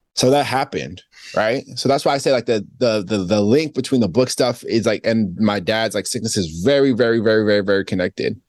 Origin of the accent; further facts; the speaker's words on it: Spring Valley, New York, United States; also born or lived in Queens, New York; I'm from Spring Valley, Rockland County. I was born in Queens.